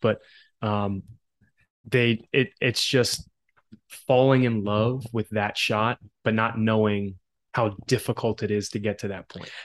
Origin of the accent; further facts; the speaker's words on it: Philadelphia, Pennsylvania, United States; also born or lived in South Jersey; I grew up in Philly